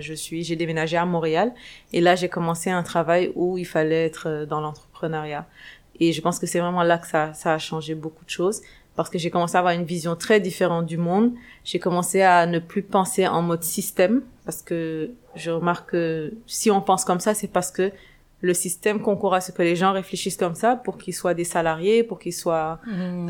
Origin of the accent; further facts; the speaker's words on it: Dakar, Senegal; moved away as an adult; also born or lived in Canada; je suis sénégalaise, née et grandie au Sénégal, à Dakar